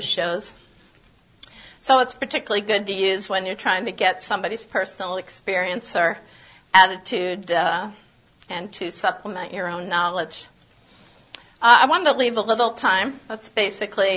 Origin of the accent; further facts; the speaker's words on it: San Antonio, Texas, United States; I'm from San Antonio.